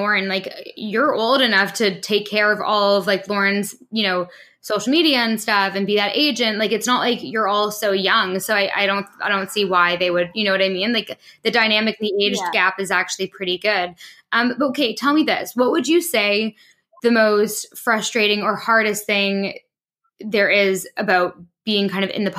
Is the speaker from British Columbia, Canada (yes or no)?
no; Toronto, Ontario, Canada; moved away as an adult; also born or lived in London; I'm from Toronto too